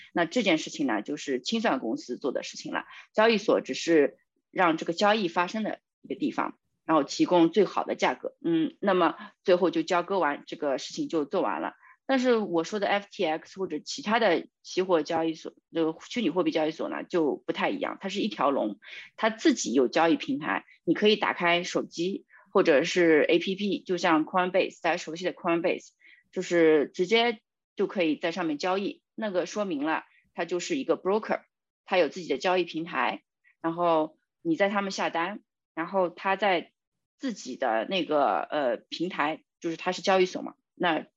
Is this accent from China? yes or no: yes; China; 我们中国人